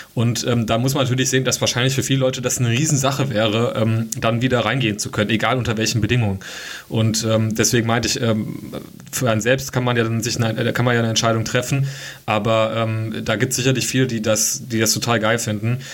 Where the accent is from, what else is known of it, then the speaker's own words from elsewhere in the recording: Hesse, Germany; ich komme ja nicht aus Dortmund und auch nicht aus NRW, bin aus Hessen